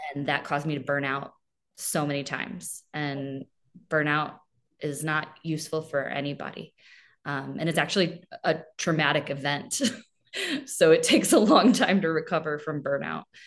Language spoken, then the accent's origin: English; Chesterfield, Missouri, United States; moved away; I am originally from Chesterfield, Missouri